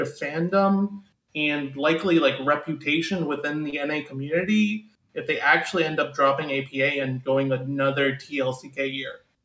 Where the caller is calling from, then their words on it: Washington, District of Columbia, United States; I'm calling from Washington, D C